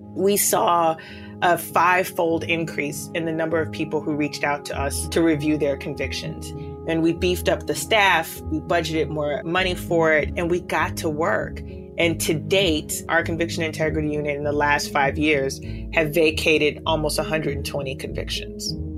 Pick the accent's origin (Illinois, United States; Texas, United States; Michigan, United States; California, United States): Illinois, United States; Chicago; I grew up in the Cabrini Green public housing projects here in Chicago